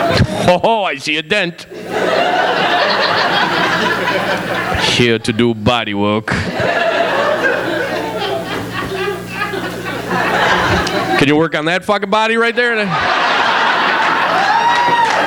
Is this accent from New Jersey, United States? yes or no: no; New York, United States; I'm from New York